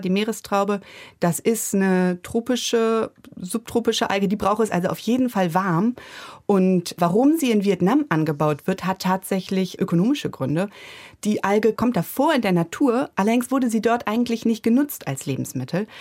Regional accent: Germany; also born or lived in Bremen; hier bei uns in Deutschland

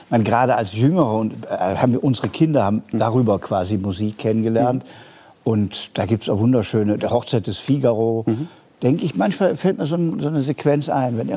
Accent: Bonn, North Rhine-Westphalia, Germany; ich bin ja in Bonn groß geworden, Äh, da habe ich meine ersten Opernerlebnisse im Stadttheater gehabt

